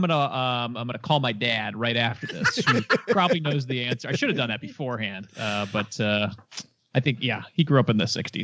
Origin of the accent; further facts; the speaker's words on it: Detroit, Michigan, United States; I'm from Detroit.